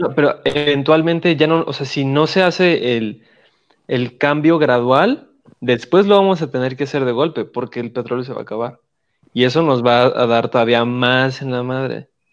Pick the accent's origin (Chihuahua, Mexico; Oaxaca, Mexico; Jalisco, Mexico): Oaxaca, Mexico; moved away; also born or lived in Mexico City; yo como oaxaqueño, hasta que no dejé mi estado y eh, me fui a la ciudad